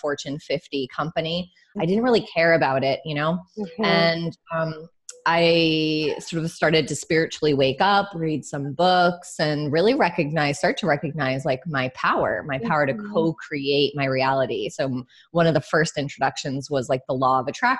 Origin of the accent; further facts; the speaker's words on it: New York, United States; I grew up right outside of New York City with immigrant parents from Ireland